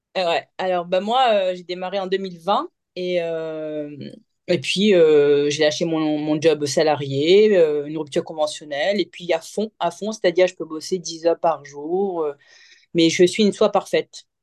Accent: Mauritius; moved away; also born or lived in Morocco; je suis mauricienne et j'ai vécu 11 ans au Maroc.

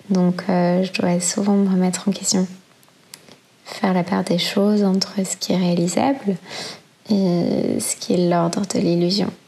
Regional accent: Brussels, Brussels-Capital Region, Belgium; born there; j'ai 32 ans et je suis née à Bruxelles.

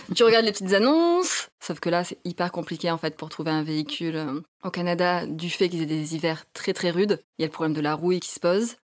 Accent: southern France, France; moved away; du sud de la France

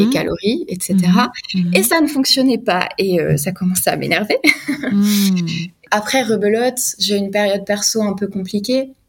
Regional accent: Alsace, Grand Est, France

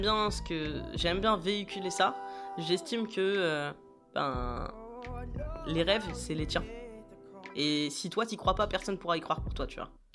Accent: Brest, Brittany, France; also born or lived in Rennes; je viens de, de Brest, comme. Bah, comme Jérém euh, et et euh, j'ai fait mes études, euh, mes études là-bas

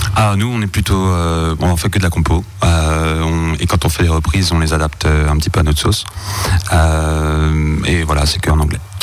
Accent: Mulhouse, Grand Est, France; on vient de Mulhouse. Euh, on vient de Mulhouse, euh, ben, principalement du bassin de Mulhouse.

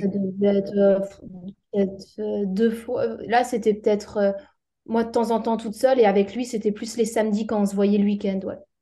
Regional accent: Alsace, Grand Est, France; moved away as an adult; also born or lived in Strasbourg; now in Réunion, France; je viens d'Alsace.

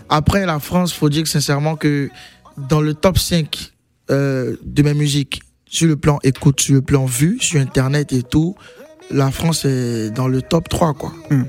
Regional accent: Abidjan, Côte d’Ivoire; je viens de Yopougon.

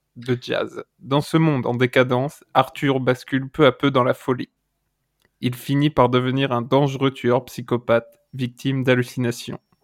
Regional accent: Ardèche, Auvergne-Rhône-Alpes, France; J'ai fait mon enfance en Ardèche

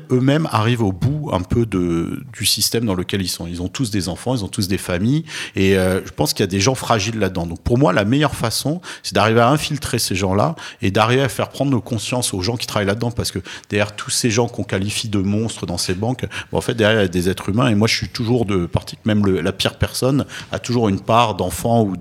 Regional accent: Nice, Provence-Alpes-Côte d'Azur, France; Moi, j'ai grandi à Nice, qui est quand même une ville très

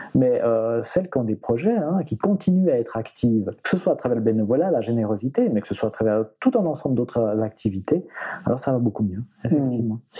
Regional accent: Switzerland; chez nous en Suisse

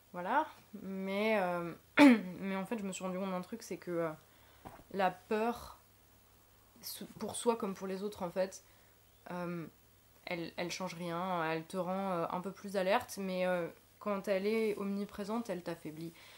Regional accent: Lorraine, Grand Est, France; moved away; chez moi en Lorraine

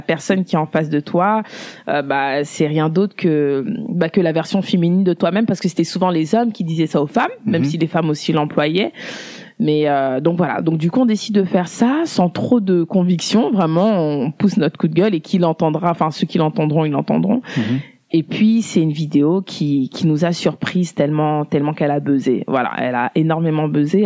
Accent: France; je suis née en France, j'ai grandi en France

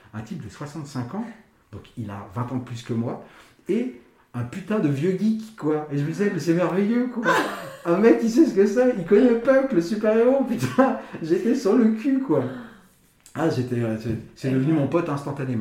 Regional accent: Paris, Île-de-France, France; Je suis parisien de naissance, je suis parisien d'habitation

